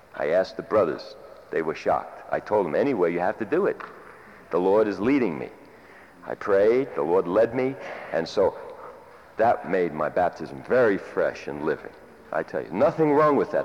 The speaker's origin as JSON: {"language": "English", "country": "United States", "said": "I am an American"}